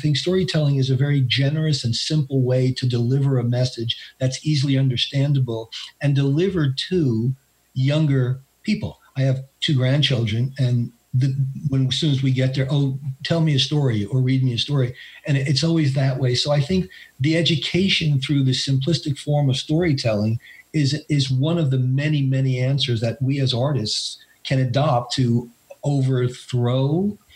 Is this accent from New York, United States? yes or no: yes; New York, United States; I am a New Yorker, as Bill said, and I have lived. Uh, basically in Appalachia for the last seven and a half years. I live in Western North Carolina